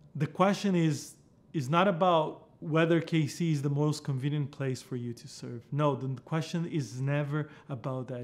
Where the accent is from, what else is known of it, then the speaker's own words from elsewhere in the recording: Brazil; English is a second language; moved away; You heard me speak this different accent. Yeah, I'm from Brazil